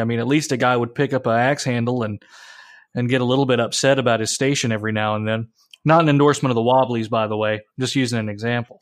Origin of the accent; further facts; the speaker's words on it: United States; I'm an American